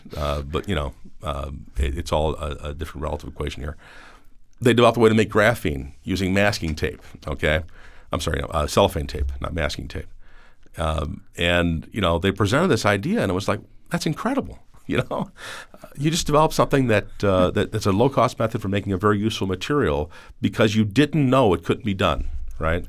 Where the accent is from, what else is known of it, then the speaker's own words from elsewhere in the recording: Cleveland, Ohio, United States; a kid growing up in Cleveland